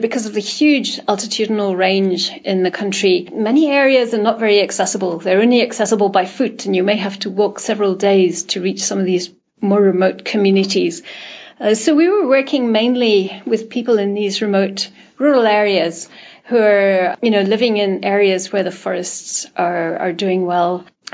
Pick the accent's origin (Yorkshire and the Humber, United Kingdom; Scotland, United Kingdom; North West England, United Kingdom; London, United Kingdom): Scotland, United Kingdom; Edinburgh; moved away as an adult; also born or lived in Africa / Nepal; now in Washington, D.C., United States; I'm originally from Edinburgh in the UK, but I actually have not lived there for a long time. I spent a while working in Africa before I came to the US to join WWF. And then for 5 years, more recently, I was working in Nepal